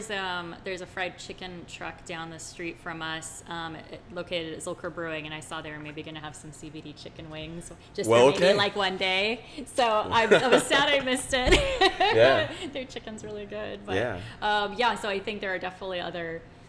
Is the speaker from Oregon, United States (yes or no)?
no; Iowa, United States; I'm from Iowa